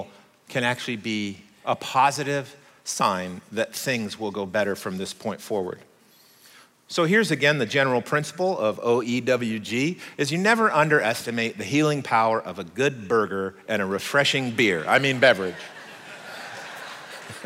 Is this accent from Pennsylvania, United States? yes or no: no; Oregon, United States; I'm American. I was born in Oregon, but I'm also Swiss